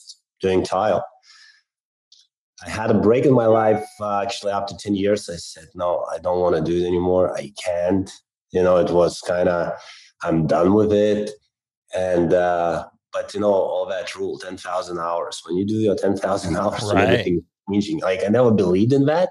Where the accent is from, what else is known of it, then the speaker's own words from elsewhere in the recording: Lithuania; moved away as an adult; also born or lived in England; I'm originally from Lithuania